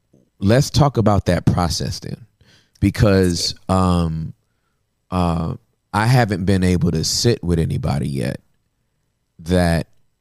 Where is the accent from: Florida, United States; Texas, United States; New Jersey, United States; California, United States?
California, United States; Inglewood